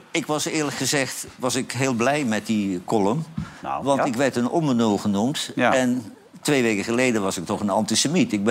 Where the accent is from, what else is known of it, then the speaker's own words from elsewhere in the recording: Netherlands; wij als Nederlanders